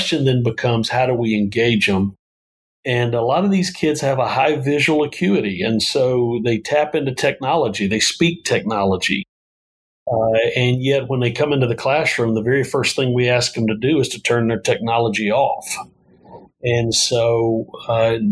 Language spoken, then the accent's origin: English; Northeast Georgia, United States; accent: Southern twang; now in Phoenix, United States; I grew up in Northeast Georgia.